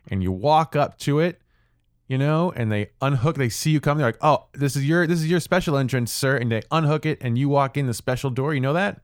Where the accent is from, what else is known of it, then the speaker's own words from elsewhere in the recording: St. Louis, Missouri, United States; I grew up in Saint Louis